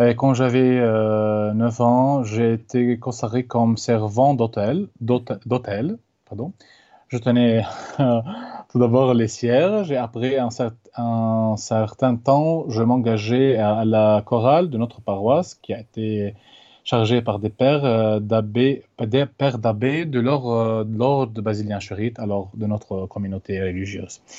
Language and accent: French; Lebanon; moved away; d'origine libanaise, né en 1992 dans un village qui s'appelle Farshima